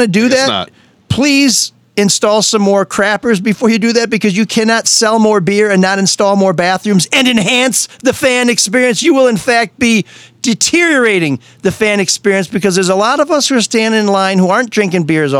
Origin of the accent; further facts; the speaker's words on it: Grosse Pointe, Michigan, United States; I grew up in Grosse Pointe.